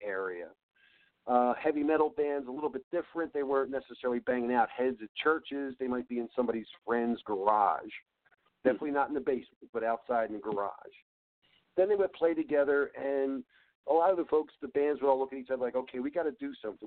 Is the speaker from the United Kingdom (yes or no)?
no; Philadelphia, Pennsylvania, United States; I'm from Philly.